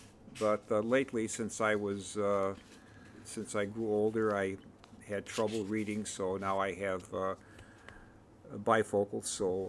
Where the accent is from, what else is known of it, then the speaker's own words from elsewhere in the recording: Chicago, Illinois, United States; now in Evanston, United States; I was born in Chicago, Illinois. In the city of Chicago.